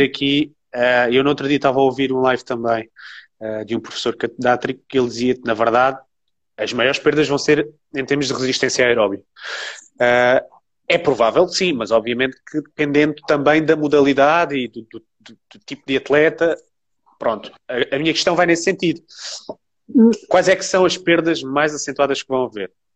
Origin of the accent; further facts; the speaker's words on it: Alentejo, Portugal; eu joguei, obviamente, sempre em distritais, porque eu sou do Alentejo